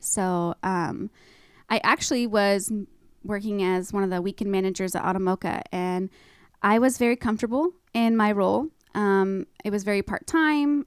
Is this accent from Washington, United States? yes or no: yes; East Wenatchee, Washington, United States; I'm born and raised in Wenatchee